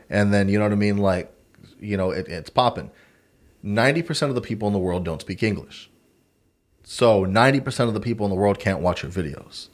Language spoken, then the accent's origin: English; Texas, United States; I'm American, Texan.